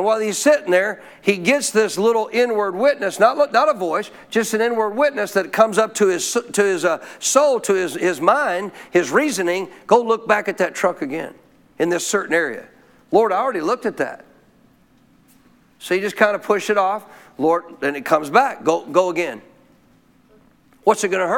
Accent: Montana, United States; I grew up in Montana in a cold nation, in a cold area of the nation

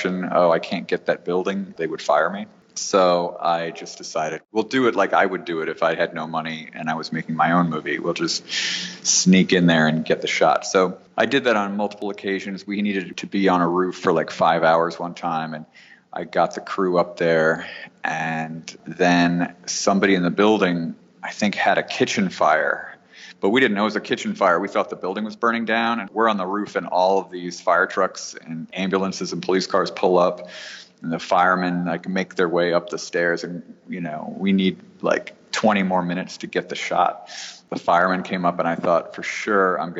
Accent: New York, United States; moved away as an adult; now in Los Angeles, United States; I'm from New York, and I was living in New York

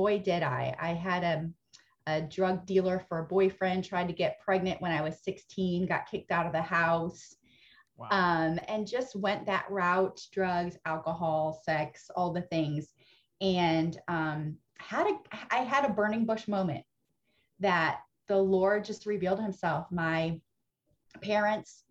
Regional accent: Ohio, United States; moved away as an adult; also born or lived in Indiana; now in Texas, United States; raised in Ohio, okay. Went to college in Indiana. And have been in Texas. So half my life, Ohio, half my life, Texas

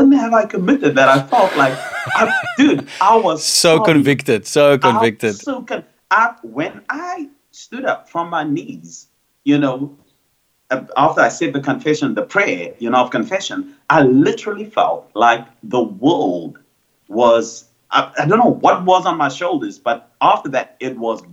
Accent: Cape Town, Western Cape, South Africa; I grew up on the Cape Flats

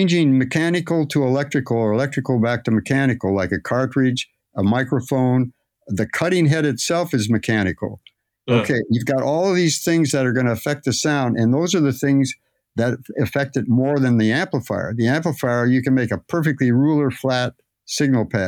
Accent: Phoenix, Arizona, United States; I was raised in Phoenix

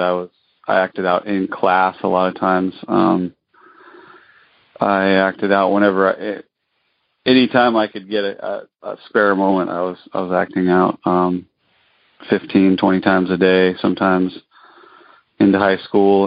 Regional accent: northern Colorado, United States; now in Alaska, United States; northern Colorado in a northern northern town

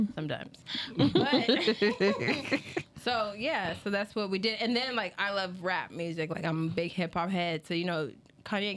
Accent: Las Vegas, Nevada, United States; also born or lived in Bedford, England; I was born in England, but I was raised here in Las Vegas, Nevada

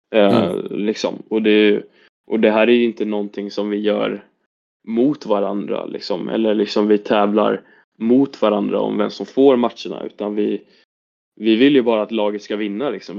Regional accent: Stockholm, Stockholm County, Sweden; now in Karlstad, Sweden; jag kommer från Stockholm

